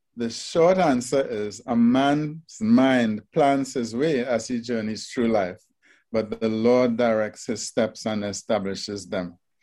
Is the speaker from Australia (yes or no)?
no; Trinidad & Tobago; moved away; my first job fresh out of high school was at the Trinidad Regional Virus Laboratory.